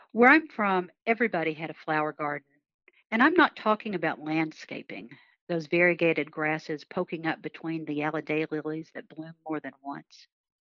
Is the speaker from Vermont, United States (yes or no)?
no; Jackson, Kentucky, United States; moved away as an adult; also born or lived in Seco, Kentucky / Fleming-Neon, Kentucky / Breathitt County, Kentucky; now in Cincinnati, United States; I grew up in southeastern Kentucky. All over southeastern Kentucky. Lived for a while in Seco and Fleming Neon when I was really little. But think about really Breathitt County and Jackson, Kentucky, as being my hometown